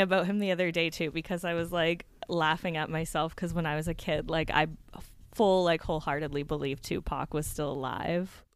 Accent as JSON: {"language": "English", "town": "Hamilton", "region": "Ontario", "country": "Canada", "tie": "born or raised there", "said": "Hamilton, which is my hometown"}